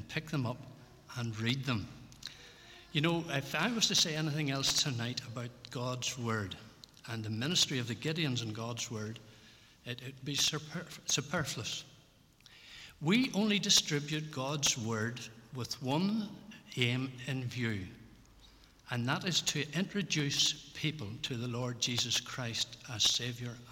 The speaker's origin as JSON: {"language": "English", "town": "Belfast", "region": "Northern Ireland", "country": "United Kingdom", "tie": "born or raised there", "moved": "yes", "said": "I grew up in Ballyhackamore, down there in Holland Gardens"}